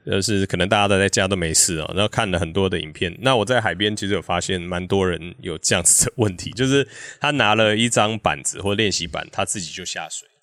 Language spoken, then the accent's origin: Chinese; Kaohsiung, Taiwan; moved away as an adult; now in Hengchun, Taiwan; 我是高雄人哦